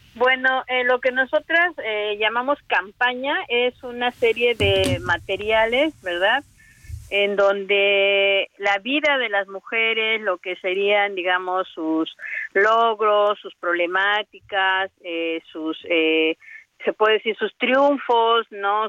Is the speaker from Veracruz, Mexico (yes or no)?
yes; Veracruz, Mexico; also born or lived in Puebla; now in Cuetzalan, Mexico; Yo soy del estado de Veracruz y estudié en, en la ciudad de Puebla